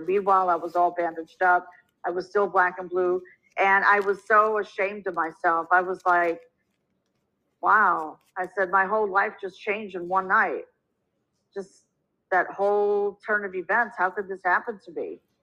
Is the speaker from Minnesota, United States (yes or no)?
yes; Minnesota, United States; moved away as an adult; also born or lived in New York City; I was born and raised in Minnesota